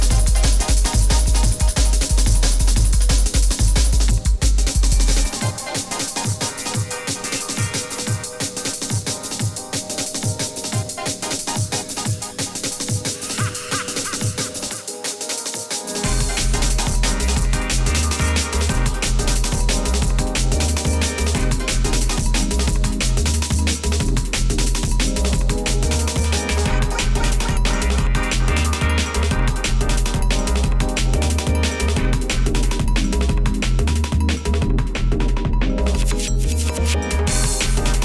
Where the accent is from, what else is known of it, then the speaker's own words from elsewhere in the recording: United States; I'm American